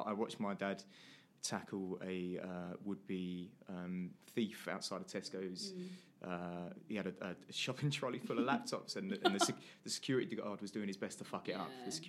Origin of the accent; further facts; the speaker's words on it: Essex, East of England, United Kingdom; I'm 28 years old. I'm 28. I am from Essex. It's where I was born and bred. I lived with my mum and my brother and my dad for many years happily.